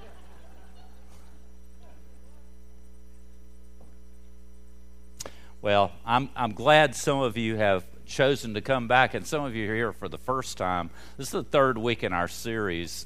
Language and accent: English; North Carolina, United States; I was from North Carolina